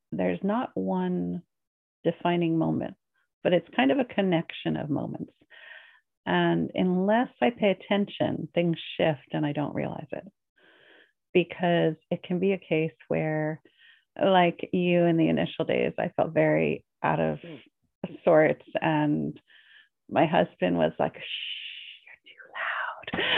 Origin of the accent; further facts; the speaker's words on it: Northeast of America, United States; moved away as an adult; I was raised in the Northeast of America, which is very goal oriented.